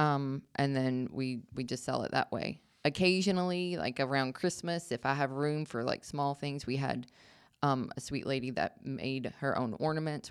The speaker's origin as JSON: {"language": "English", "town": "Marietta", "region": "Georgia", "country": "United States", "tie": "born or raised there", "also_born_or_lived": "North Carolina / Virginia", "moved": "yes", "lives_now": "Jefferson, United States", "said": "originally, I was born in Marietta, Georgia"}